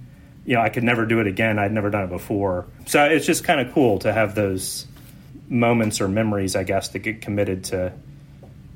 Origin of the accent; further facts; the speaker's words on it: Houston, Texas, United States; we grew up in Houston